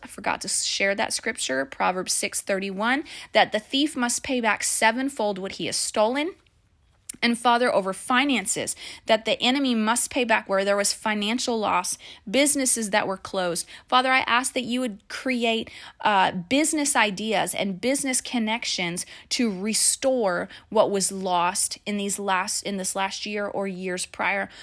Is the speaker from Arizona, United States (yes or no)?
yes; Phoenix, Arizona, United States; moved away; I'm from Phoenix. And so it all happened in Phoenix, in my hometown, where I graduated from high school.